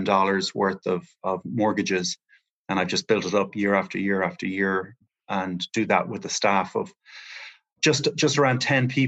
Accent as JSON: {"language": "English", "country": "Ireland", "moved": "yes", "said": "I'm from Ireland originally, and I'm just over here taking advantage of the remote working opportunities"}